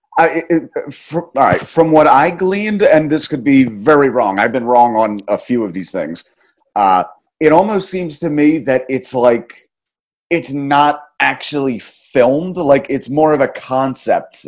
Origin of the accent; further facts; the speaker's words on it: New Jersey, United States; my hometown